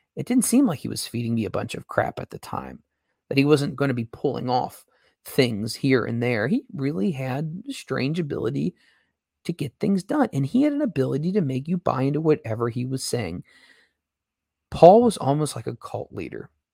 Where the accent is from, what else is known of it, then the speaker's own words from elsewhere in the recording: Cincinnati, Ohio, United States; I am from Cincinnati